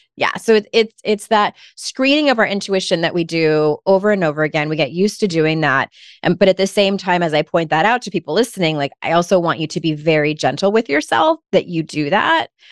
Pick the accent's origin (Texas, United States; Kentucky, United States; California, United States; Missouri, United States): California, United States; San Diego; moved away as an adult; now in North Carolina, United States; I'm originally from San Diego, was there for thirty-six years